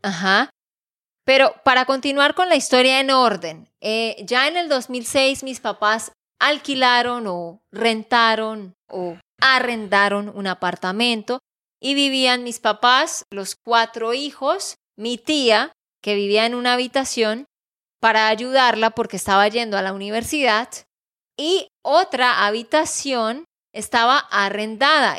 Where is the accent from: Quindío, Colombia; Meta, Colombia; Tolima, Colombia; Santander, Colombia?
Santander, Colombia; de Santander, Colombia